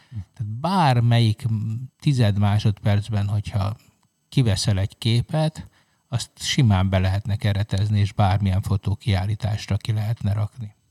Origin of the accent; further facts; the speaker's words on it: Hungary